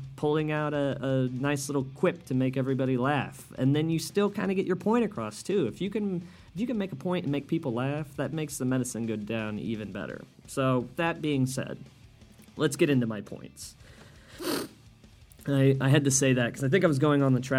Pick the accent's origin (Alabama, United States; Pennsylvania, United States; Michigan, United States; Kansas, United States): Kansas, United States; Wichita; now in Chicago, United States; I grew up in Kansas and now live in Chicago. And Chicago, if you guys don't know, is a very liberal city, at least to my estimation. And Wichita, Kansas, where I'm from